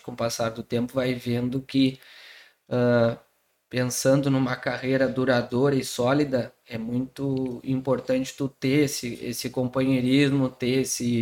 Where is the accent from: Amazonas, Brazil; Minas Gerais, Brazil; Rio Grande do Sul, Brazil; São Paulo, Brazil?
Rio Grande do Sul, Brazil; Pelotas; sou daqui de Pelotas, fiz faculdade aqui.